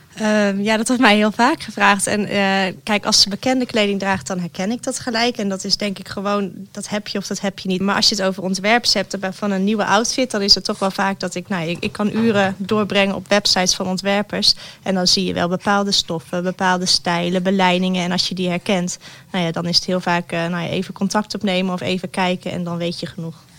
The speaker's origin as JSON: {"language": "Dutch", "country": "Netherlands", "said": "wij te nuchter zijn om eh, als Nederlanders"}